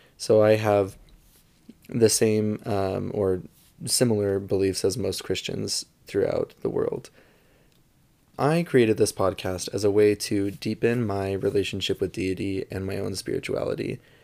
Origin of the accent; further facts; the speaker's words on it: St. George, Utah, United States; now in Salt Lake City area, United States; I am from Saint George, Utah, which is a smaller town in southern Utah, kind of close to Las Vegas. and I was born and raised there